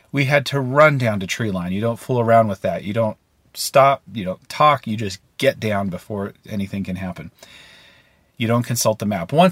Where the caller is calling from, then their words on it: Maine, United States; Hi, David. … I'm calling in from Maine.